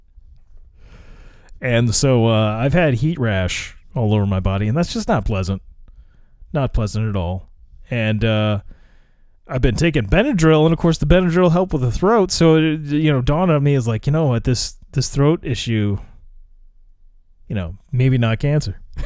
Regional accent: United States; I live in America

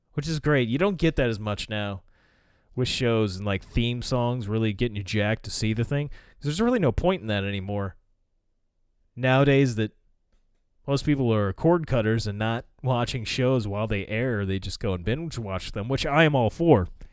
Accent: United States; as an American citizen

